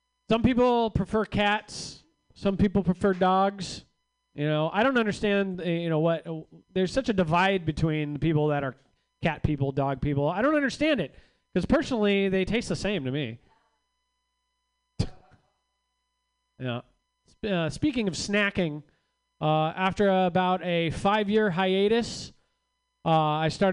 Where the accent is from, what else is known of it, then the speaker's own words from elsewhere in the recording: Rohnert Park, California, United States; moved away as an adult; now in Los Angeles, United States; I grew up in Rohnert Park.